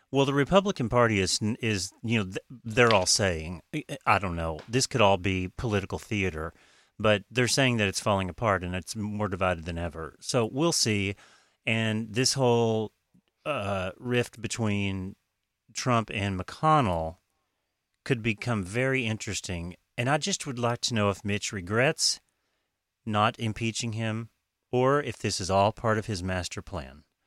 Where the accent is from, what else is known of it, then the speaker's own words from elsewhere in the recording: Oklahoma, United States; I'm from Oklahoma.